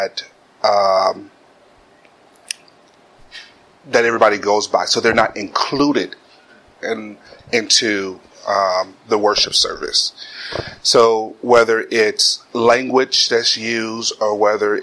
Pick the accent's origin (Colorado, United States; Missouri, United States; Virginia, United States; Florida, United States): Missouri, United States; Kansas City; moved away as an adult; also born or lived in the South (family); now in Cincinnati, United States; I'm originally from Kansas City, Missouri.